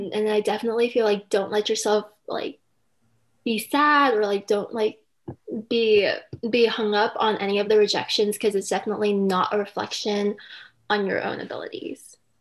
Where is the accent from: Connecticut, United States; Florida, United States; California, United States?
California, United States; Silicon Valley; moved away as an adult; I grew up in California in the Silicon Valley.